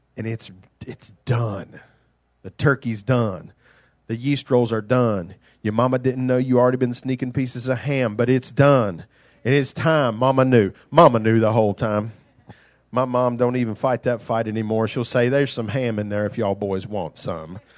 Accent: United States; accent: country; I grew up in the suburbs of Silvetas

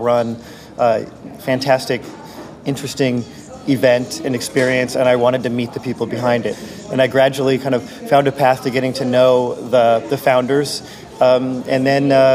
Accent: Silicon Valley, California, United States; I'm from Silicon Valley

